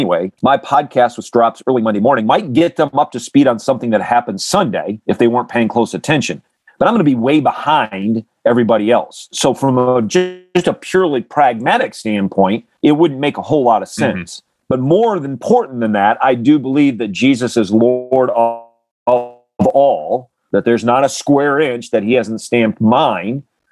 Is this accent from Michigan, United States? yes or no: yes; Grand Rapids, Michigan, United States; I grew up in Grand Rapids, Michigan area